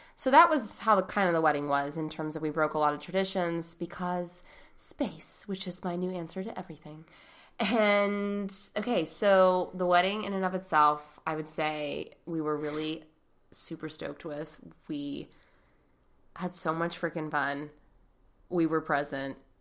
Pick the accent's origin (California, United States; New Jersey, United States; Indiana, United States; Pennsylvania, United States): Pennsylvania, United States; Pittsburgh; we're from Pittsburgh